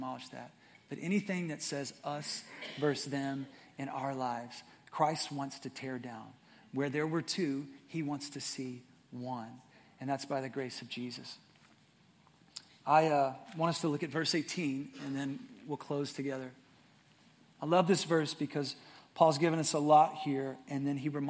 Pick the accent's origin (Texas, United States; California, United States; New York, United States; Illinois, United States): Texas, United States; Atlanta; I was born in Atlanta, Texas, which is near Texarkana